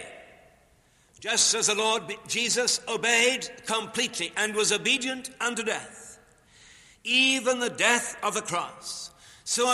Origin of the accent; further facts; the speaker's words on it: Newcastle upon Tyne, North East England, United Kingdom; moved away; also born or lived in Chicago; in Newcastle, in my hometown